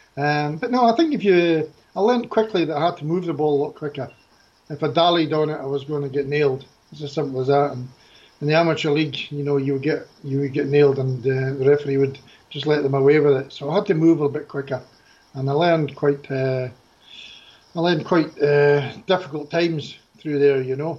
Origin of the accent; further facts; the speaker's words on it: Fort William, Scotland, United Kingdom; moved away; also born or lived in Amersham; I'm actually from Fulham, which would be about 2.5 hours then in a minibus